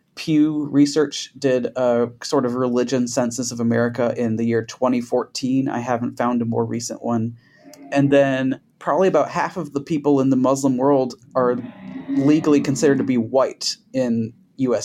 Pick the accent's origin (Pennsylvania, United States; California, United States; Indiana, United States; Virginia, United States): Indiana, United States; also born or lived in Dearborn, Michigan; now in Dallas, United States; I come from the Midwest. I'm from Indiana